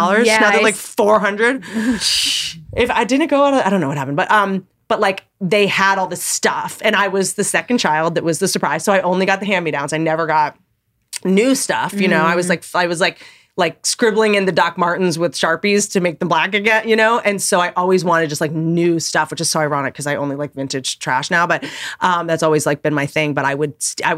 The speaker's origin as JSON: {"language": "English", "town": "Washington", "region": "District of Columbia", "country": "United States", "tie": "born or raised there", "also_born_or_lived": "Virginia / Harpers Ferry, West Virginia", "said": "I was half grew up in Washington, D.C. in Georgetown."}